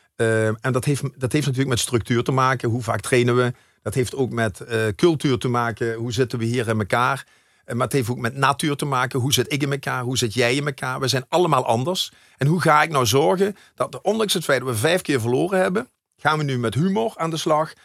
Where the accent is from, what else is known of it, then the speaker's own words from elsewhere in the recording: Maastricht, Limburg, Netherlands; ik zie mij wel echt als een, ja, als een Maastrichtenaar